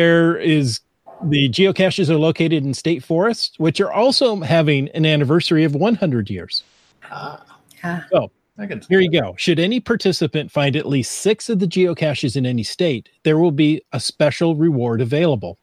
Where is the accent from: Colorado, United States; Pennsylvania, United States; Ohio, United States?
Ohio, United States; moved away; I grew up in Ohio